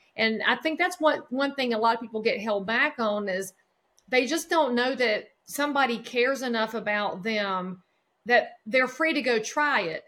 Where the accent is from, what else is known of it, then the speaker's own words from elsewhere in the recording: just outside of Charlotte, North Carolina, United States; I live right now in the county where I grew up in North Carolina, just outside of Charlotte